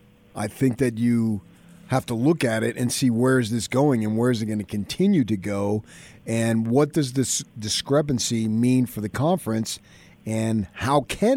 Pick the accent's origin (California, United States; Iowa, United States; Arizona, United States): Arizona, United States; Phoenix; moved away; I grew up down there in Phoenix myself, went to ASU.